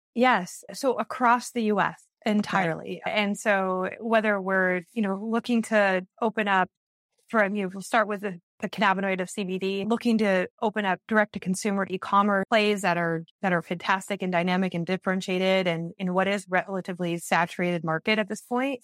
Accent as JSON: {"language": "English", "area": "Iowa and Wisconsin", "region": "Midwest", "country": "United States", "tie": "born or raised there", "also_born_or_lived": "Minneapolis–Saint Paul, Minnesota", "moved": "as an adult", "lives_now": "New York City, United States", "said": "I I grew up in Iowa and oh, and Wisconsin, and then went to school the University of Minnesota"}